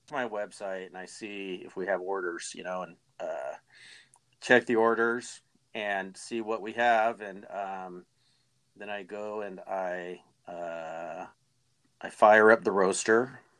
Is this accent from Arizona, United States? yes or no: yes; Arizona, United States; I am from Arizona originally.